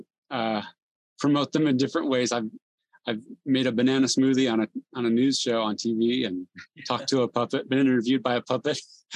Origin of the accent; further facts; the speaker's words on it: San Jose, California, United States; also born or lived in South America; I was born and raised in San Jose, California, youngest of four kids